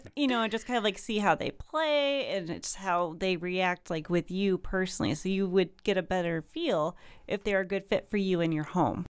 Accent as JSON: {"language": "English", "town": "Kankakee", "region": "Illinois", "country": "United States", "tie": "born or raised there", "moved": "as an adult", "lives_now": "Springfield, United States", "said": "I actually grew up in the Kankakee area"}